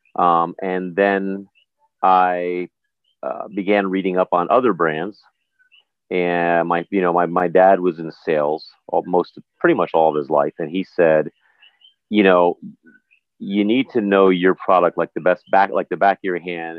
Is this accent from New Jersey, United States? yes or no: yes; New Jersey, United States; moved away as an adult; also born or lived in New York area; now in U.S. Virgin Islands; was raised in the New York area, in Jersey predominantly